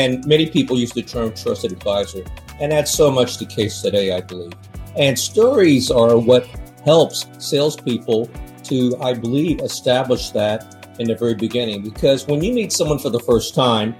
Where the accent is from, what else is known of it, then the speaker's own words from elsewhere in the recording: United States; moved away as an adult; now in Hong Kong; being an American-born Chinese